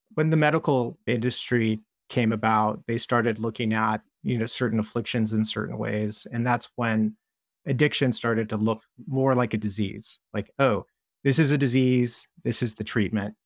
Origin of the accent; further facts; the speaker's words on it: Southern California, United States; I grew up in Southern California